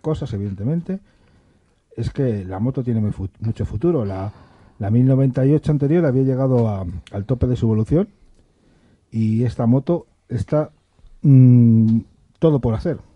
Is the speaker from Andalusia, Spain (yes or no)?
no; Madrid, Community of Madrid, Spain; yo soy madrileño y vivo en Madrid